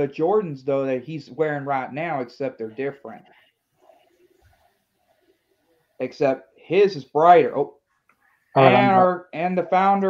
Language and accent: English; Oxford, Mississippi, United States; It's somewhere in my hometown of Oxford.